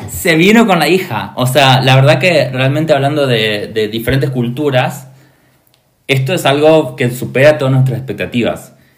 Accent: Argentina; yo como argentino

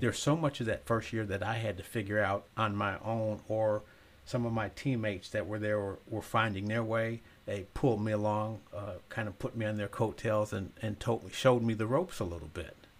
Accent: Zion, Illinois, United States; moved away; Not only did I move back to Zion, I became the mayor and I live in the house I grew up

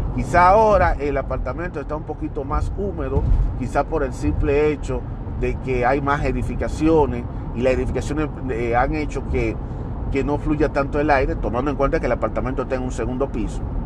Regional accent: Santiago de los Caballeros, Santiago, Dominican Republic; moved away as an adult; now in United States; Y yo nací en Santiago y viví toda mi vida en Santiago. Yo no me mudé para otra ciudad

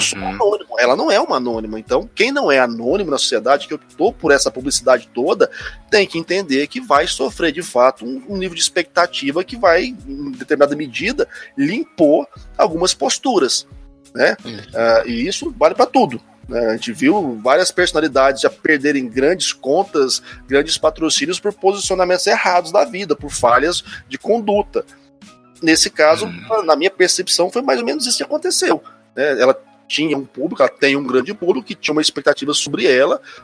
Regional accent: Goiânia, Goiás, Brazil; also born or lived in Lisbon; pessoal tem maneira de achar que eu sou de Brasília, não sei porquê, mas eu sou de Goiânia

